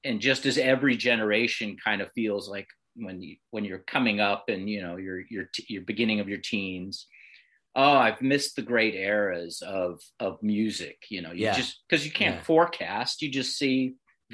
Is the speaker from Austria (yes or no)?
no; Bay Area, California, United States; growing up in the Bay Area